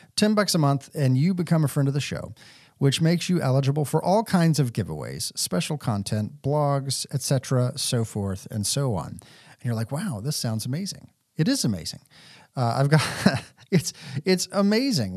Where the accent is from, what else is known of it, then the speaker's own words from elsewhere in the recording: Texas, United States; I grew up in Texas